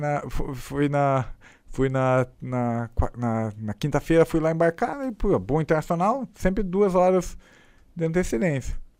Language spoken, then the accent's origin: Portuguese; Brazil; A gente é brasileiro e classe pobre